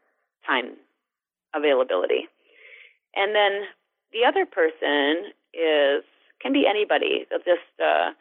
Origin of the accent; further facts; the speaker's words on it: Alma, Wisconsin, United States; I was raised just upriver in Alma, Wisconsin, and I was an only child and grew up on a dairy farm there